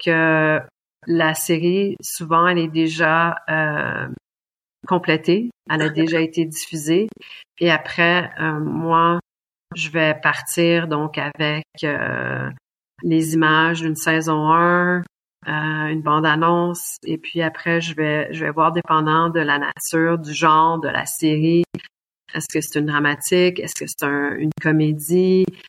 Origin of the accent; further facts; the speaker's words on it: Quebec, Canada; also born or lived in Germany; now in Munich, Germany; je suis québécoise